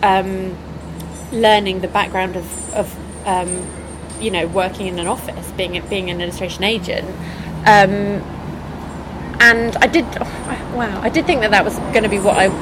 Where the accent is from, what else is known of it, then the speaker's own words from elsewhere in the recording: Henley-on-Thames, South East England, United Kingdom; moved away as an adult; now in Brighton, United Kingdom; I grew up in Henley, which is west of London